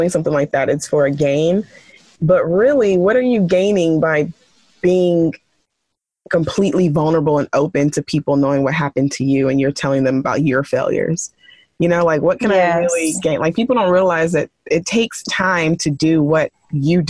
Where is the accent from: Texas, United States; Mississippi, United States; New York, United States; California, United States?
Texas, United States; my home state, Texas